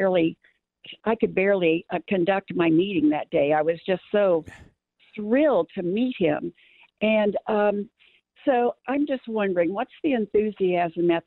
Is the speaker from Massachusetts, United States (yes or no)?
no; St. Louis, Missouri, United States; moved away; I was born in St. Louis, grew up there, and in the 40s and 50s when I was growing up, you were dipped into the river of Cardinals